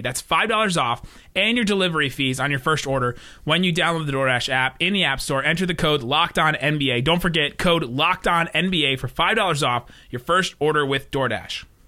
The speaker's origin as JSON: {"language": "English", "town": "Cincinnati", "region": "Ohio", "country": "United States", "tie": "born or raised there", "also_born_or_lived": "Los Angeles", "said": "Grew up in Cincinnati, where we didn't really have a team."}